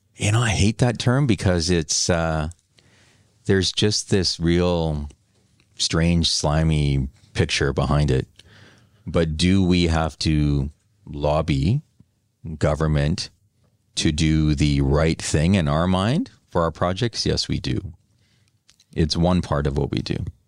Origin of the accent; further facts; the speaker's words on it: New Westminster, British Columbia, Canada; also born or lived in Vancouver; my hometown, my former hometown of New West